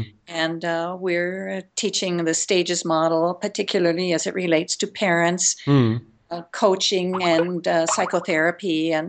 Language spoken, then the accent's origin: English; Lewistown, Montana, United States; I'm calling from Lewistown, Montana.